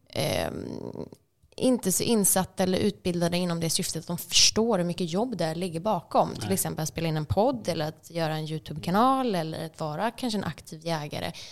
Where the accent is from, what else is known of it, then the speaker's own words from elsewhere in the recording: Stockholm, Stockholm County, Sweden; Men på grund av att man då säger att oh, jag är från Stockholm